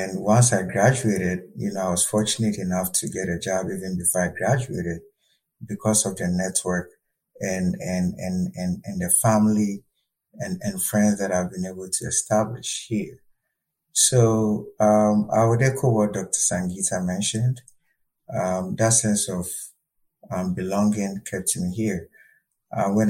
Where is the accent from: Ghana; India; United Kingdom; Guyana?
Ghana; moved away as an adult; now in St. Cloud, United States; I'm originally from Ghana, West Africa.